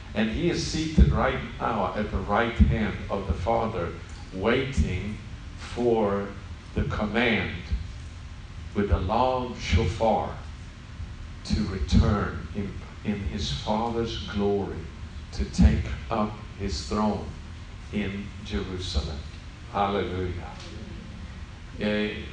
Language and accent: English; Sweden; English is a second language; moved away as an adult; now in Israel; I'm not from America, yeah. so uh, English is not my mother tongue. So I come from Sweden